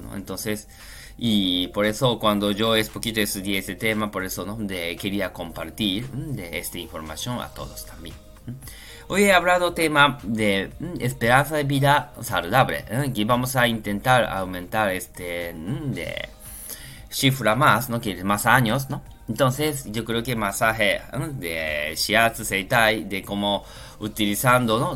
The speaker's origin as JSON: {"language": "Spanish", "country": "Japan", "second_language": "Spanish", "moved": "yes", "lives_now": "Spain", "said": "yo soy japonés"}